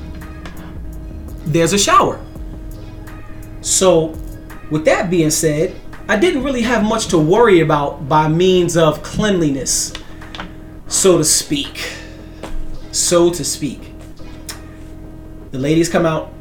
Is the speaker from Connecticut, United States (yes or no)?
no; New York, United States; I'm from New York